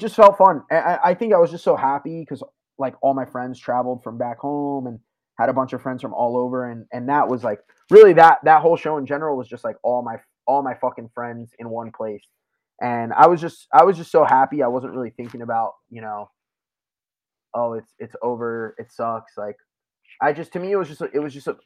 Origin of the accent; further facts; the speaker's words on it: South Florida, United States; moved away as an adult; also born or lived in Tampa, Florida; now in Philadelphia, United States; I'd lived in South Florida for my whole life besides moving to Tampa for school for a couple of years